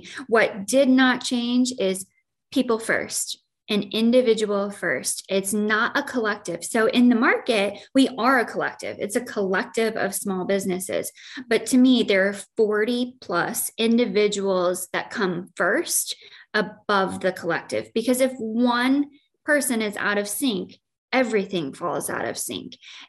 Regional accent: Joy, Illinois, United States; I grew up in Joy, Illinois.

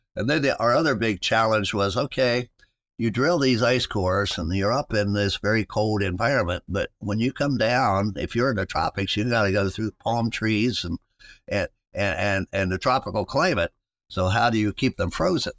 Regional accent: West Virginia, United States; moved away as an adult; now in Ohio, United States; I grew up in West Virginia

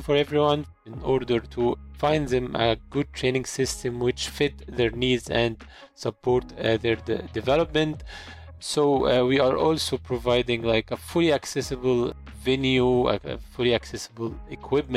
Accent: Egypt; I'm from Egypt

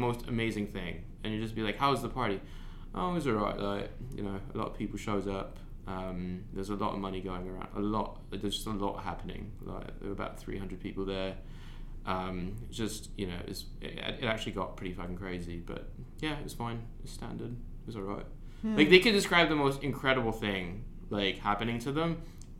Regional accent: Philippines; as a Filipino

